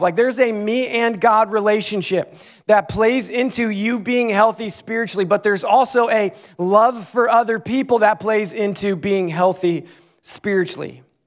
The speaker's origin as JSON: {"language": "English", "town": "Clarks Summit", "region": "Pennsylvania", "country": "United States", "tie": "born or raised there", "also_born_or_lived": "Ames, Iowa", "moved": "as an adult", "said": "my hometown, the town I grew up in, Clark Summit, Pennsylvania. I lived seventeen years of my life there"}